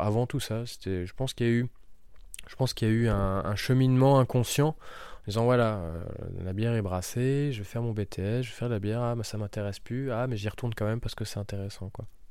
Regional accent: Schiltigheim, Grand Est, France; also born or lived in Jura / Poligny; je suis né à Strasbourg, à Schiltigheim, donc le quartier des brasseurs

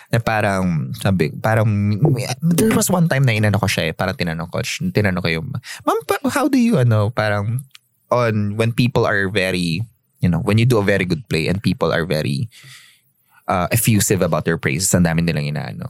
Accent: Tabaco, Bicol Region, Philippines; Ah, tabako ako

